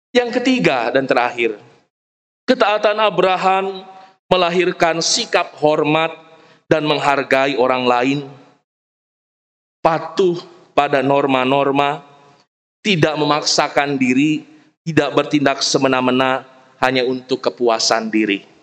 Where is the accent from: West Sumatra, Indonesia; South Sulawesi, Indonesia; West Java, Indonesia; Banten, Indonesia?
West Java, Indonesia; Saya orang Sunda, ada Opung Utajul orang Batak, ada Opa Aris orang Toraja. Kita lahir dalam tradisi, dalam budaya kita masing-masing.